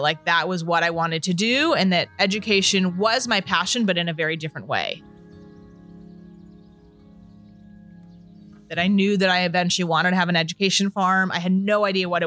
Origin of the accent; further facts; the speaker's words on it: Beverly Hills, California, United States; I grew up in Los Angeles, Beverly Hills specifically